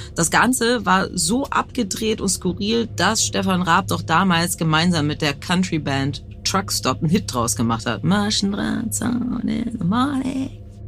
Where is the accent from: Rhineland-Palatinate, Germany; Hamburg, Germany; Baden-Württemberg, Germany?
Hamburg, Germany; Ich bin Radiomoderatorin in Hamburg